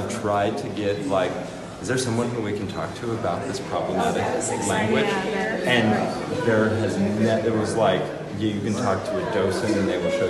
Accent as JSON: {"language": "English", "town": "Glorieta", "region": "New Mexico", "country": "United States", "tie": "born or raised there", "said": "In Glorieta outside of Santa Fe, so I grew up in the mountains."}